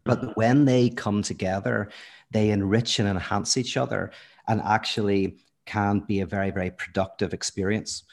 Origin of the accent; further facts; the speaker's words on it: Belfast, Northern Ireland, United Kingdom; moved away as an adult; now in United States; from Belfast, lived there most of my life, but then actually moved to America, uh, in my early thirties